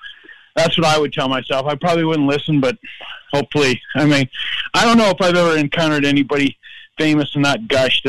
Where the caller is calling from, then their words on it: Minneapolis, Minnesota, United States; Oh, Minneapolis.